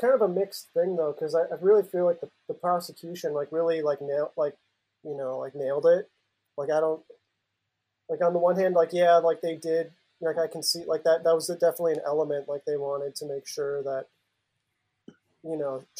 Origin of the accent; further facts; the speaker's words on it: Minnesota, United States; Yeah, I'm also from Minnesota and been living specifically in the Twin Cities for like over 10 years now.